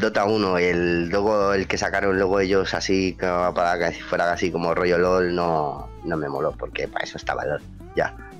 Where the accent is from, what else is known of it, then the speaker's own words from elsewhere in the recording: Madrid, Community of Madrid, Spain; soy de Madrid